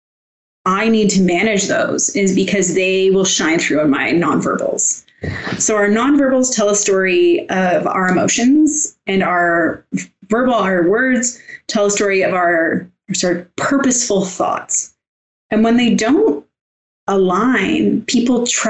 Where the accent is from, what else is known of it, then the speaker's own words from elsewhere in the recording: Canada; I'm from Canada